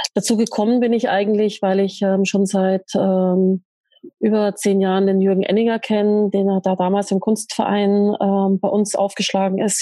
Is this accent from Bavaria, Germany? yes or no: yes; Ingolstadt, Bavaria, Germany; ich bin ja in Ingolstadt aufgewachsen